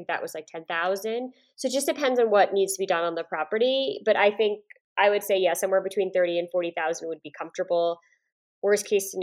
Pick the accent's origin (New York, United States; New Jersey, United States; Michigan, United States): New York, United States; Woodstock; I'm from upstate New York